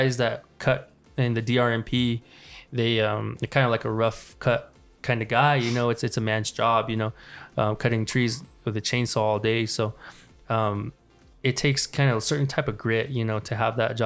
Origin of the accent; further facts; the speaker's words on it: Mescalero, New Mexico, United States; we grew up in Mescalero, and we get real comfortable with the reservation